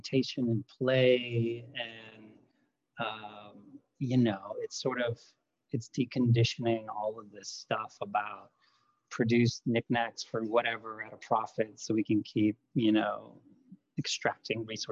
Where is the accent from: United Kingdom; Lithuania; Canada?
Lithuania; English is a second language; moved away; I grew up in Lithuania